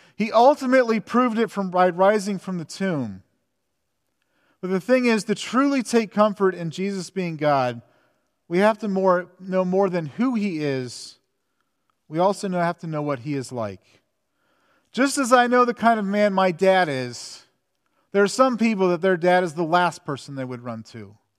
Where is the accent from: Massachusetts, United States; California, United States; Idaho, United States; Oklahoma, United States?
California, United States; Southern; I grew up in Southern California